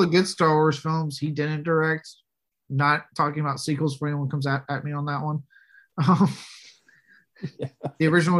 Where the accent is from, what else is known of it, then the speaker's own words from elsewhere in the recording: Texas, United States; I was born in Texas.